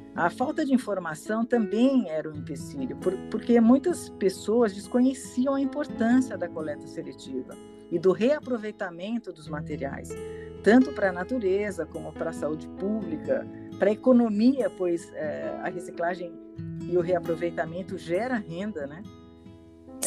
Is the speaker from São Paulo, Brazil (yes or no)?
yes; São Paulo, Brazil; also born or lived in São Vicente / Piedade; Sou paulistana, tenho 58 anos